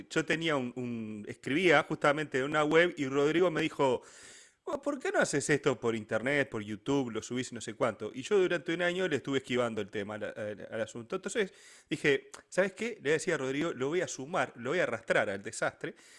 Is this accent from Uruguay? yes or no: yes; Uruguay